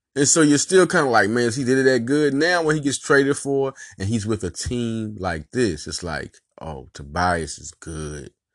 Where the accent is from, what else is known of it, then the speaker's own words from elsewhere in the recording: Little Rock, Arkansas, United States; also born or lived in West Philadelphia, Pennsylvania; I was raised in Little Rock, born in West Philadelphia.